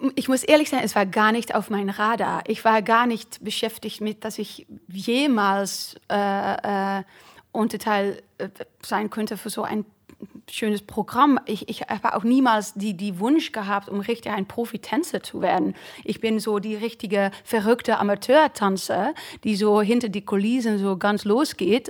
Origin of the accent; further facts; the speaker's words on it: eastern Netherlands, Netherlands; German is a second language; moved away; in meiner Heimat war das so, ich glaube auch im Süden Hollands, Amsterdam weiß ich nicht genau, aber in, im Osten so, neben die deutsche Grenze